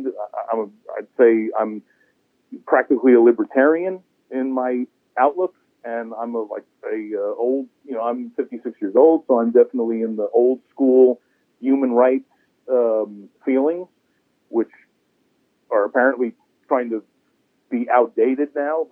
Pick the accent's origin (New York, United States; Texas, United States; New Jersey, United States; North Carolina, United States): New York, United States; New York City; moved away as an adult; now in Maine, United States; I moved to Maine was I'm from New York City, where the culture requires you to care very deeply about every conceivable issue every day, all the time. And I just sort of after 40 years of that had enough